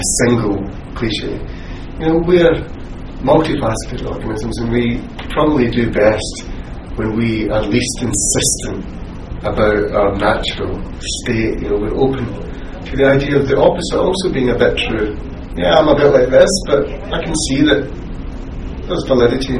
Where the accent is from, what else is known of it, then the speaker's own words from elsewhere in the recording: Scotland, United Kingdom; as a Scot